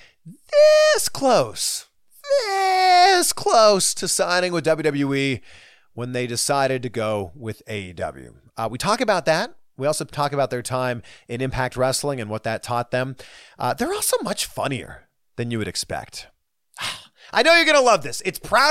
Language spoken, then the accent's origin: English; Canada; my home country of Canada